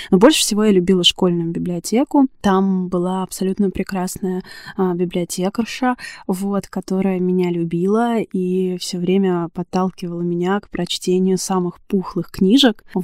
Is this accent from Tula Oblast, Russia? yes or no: yes; Tula Oblast, Russia; С библиотеками в моей бытности вообще все было супер интересно, потому что я росла в Тульской области. У меня практически не было домашней библиотеки.